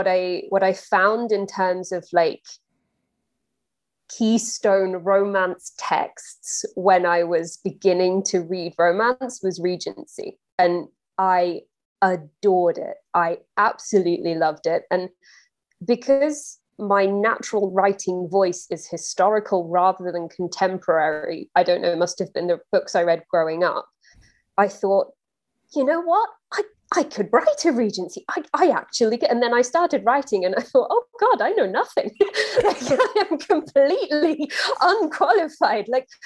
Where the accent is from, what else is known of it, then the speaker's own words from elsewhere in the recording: England, United Kingdom; I'm English, and period dramas are baked into our pop culture